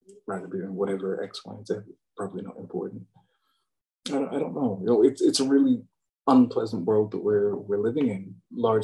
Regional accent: England, United Kingdom; I'm English

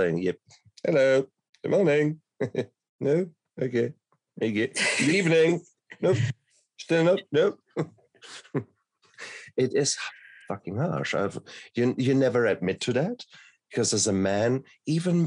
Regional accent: Germany; I come from Germany

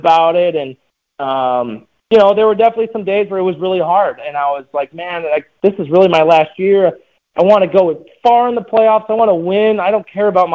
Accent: Chicago, Illinois, United States; playing in my hometown, playing in front of my friends, my mom and dad, my family

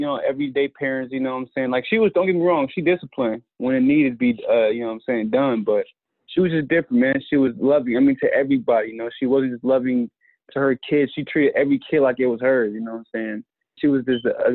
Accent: Georgia, United States; when I was around like 9, growing up in Georgia

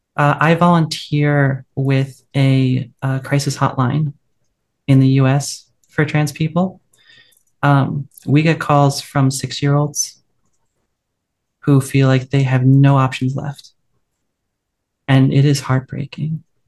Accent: west coast of the US, United States; the best thing about my hometown is um, actually just outside it, uh, the redwood forests that we have on the west coast of the US

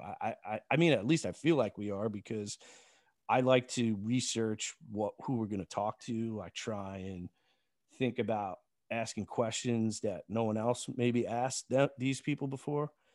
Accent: Long Island, New York, United States; where I grew up on Long Island

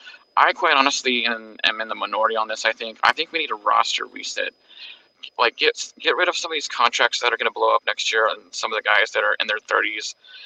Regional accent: Lemoore, California, United States; I'm actually from Lorenzo Neal's town, Lemoore.

